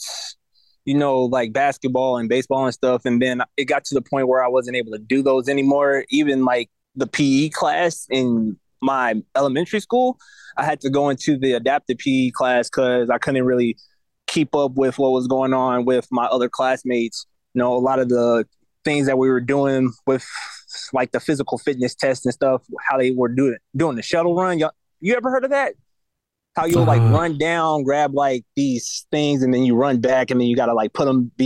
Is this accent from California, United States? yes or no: no; Kansas City, Missouri, United States; moved away as an adult; also born or lived in St. Louis, Missouri; I was born in Kansas City, Missouri.